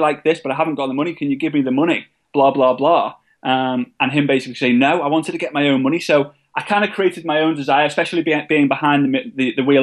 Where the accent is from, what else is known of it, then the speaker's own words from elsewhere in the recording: England, United Kingdom; being an English person